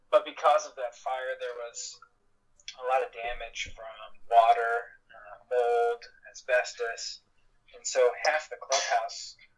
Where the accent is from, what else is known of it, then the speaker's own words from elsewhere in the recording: Oklahoma, United States; moved away as an adult; now in New Jersey, United States; being born and raised in Oklahoma